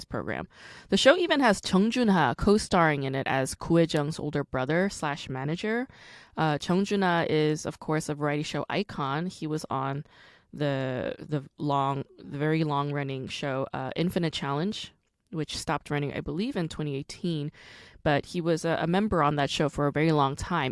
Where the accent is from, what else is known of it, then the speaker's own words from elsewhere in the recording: New York, United States; also born or lived in Rockland County; I'm also from New York. I didn't grow up in Syracuse, like not upstate, but I did go to high school in Rockland County.